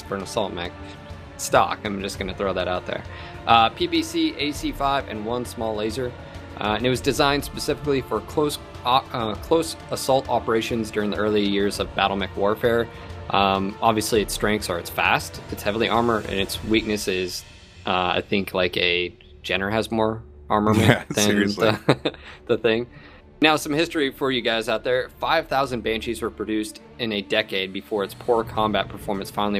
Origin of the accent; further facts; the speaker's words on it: San Jose, California, United States; I grew up in San Jose, Santa Clara